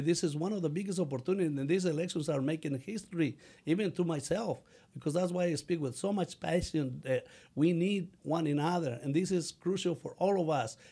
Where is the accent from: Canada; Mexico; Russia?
Mexico; English is a second language; now in United States; I learned English when I was uh, 16, so, and I still speak with an accent, but I feel proud of having an accent. I'm really a Mexican, but also an American